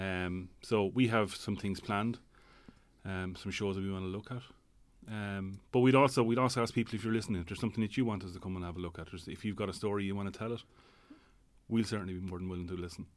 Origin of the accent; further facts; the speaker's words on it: Tipperary, Munster, Ireland; moved away as an adult; also born or lived in Dublin; now in Tallaght, Ireland; I'm originally from Tipperary, living in Dublin, I suppose, the last twenty, twenty-five, twenty-six years